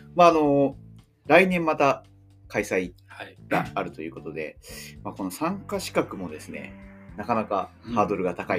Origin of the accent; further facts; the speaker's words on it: Shizuoka, Japan; 静岡県出身で、あの大浜海岸まで1キロぐらいのところに住